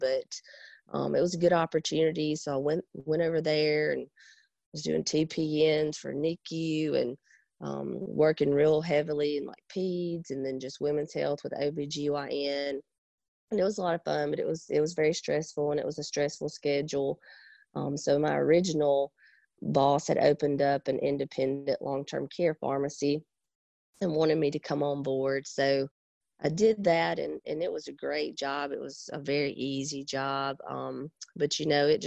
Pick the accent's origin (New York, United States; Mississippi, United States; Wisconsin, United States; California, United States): Mississippi, United States; Pontotoc; I'm originally from Pontotoc, Mississippi, so we're right in between Oxford and Tupelo